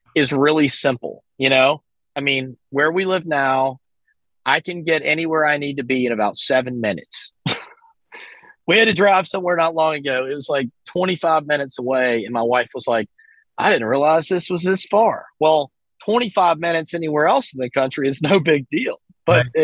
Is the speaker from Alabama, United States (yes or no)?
yes; Alabama, United States; moved away as an adult; also born or lived in California; I'm from Alabama, so I, I do have some contacts and stuff in the southeast.